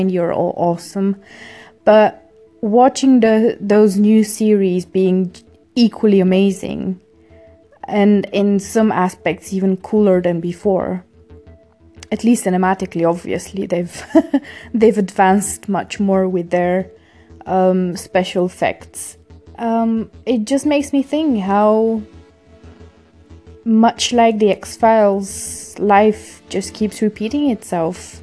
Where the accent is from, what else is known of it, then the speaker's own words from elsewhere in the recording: Bulgaria; moved away; I grew up in Bulgaria